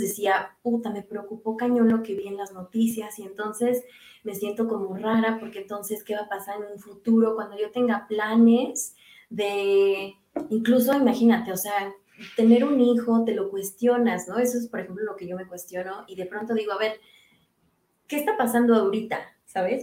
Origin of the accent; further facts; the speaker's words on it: Mexico; moved away as an adult; now in Denmark; yo dejé México, pues, o sea, en febrero del año pasado y cuando llegué a Dinamarca